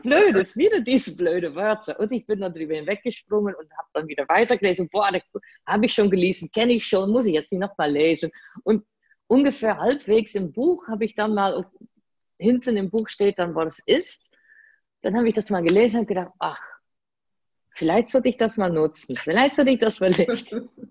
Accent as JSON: {"language": "German", "country": "Netherlands", "tie": "born or raised there", "second_language": "German", "moved": "as an adult", "lives_now": "Germany", "said": "ich bin gebürtige Holländerin, man hört das kaum"}